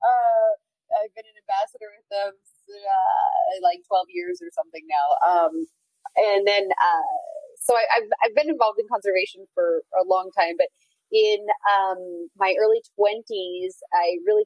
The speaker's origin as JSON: {"language": "English", "region": "Oregon", "country": "United States", "tie": "born or raised there", "said": "I'm from Oregon. I grew up out west"}